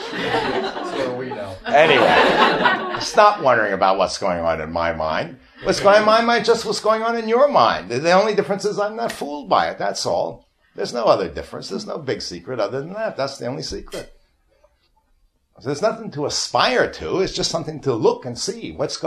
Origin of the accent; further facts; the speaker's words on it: New York, United States; I'm from New York